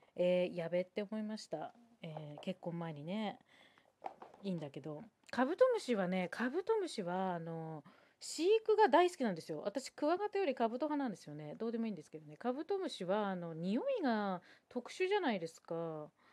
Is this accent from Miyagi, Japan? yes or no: yes; Sendai, Miyagi, Japan; moved away; 私は宮城県仙台市出身なので